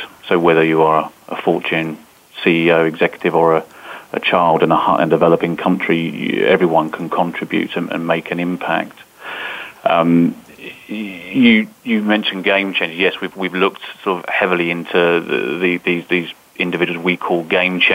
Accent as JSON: {"language": "English", "country": "United Kingdom", "said": "I'm British"}